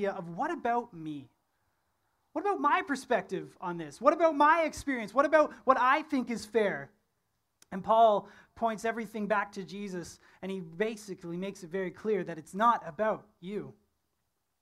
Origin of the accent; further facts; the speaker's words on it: Ontario, Canada; moved away; I'm from Ontario